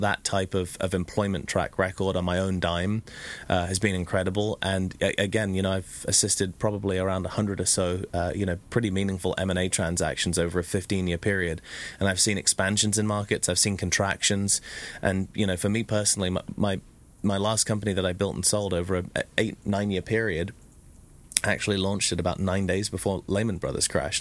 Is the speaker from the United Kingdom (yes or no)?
yes; England, United Kingdom; now in Orange County, United States; being English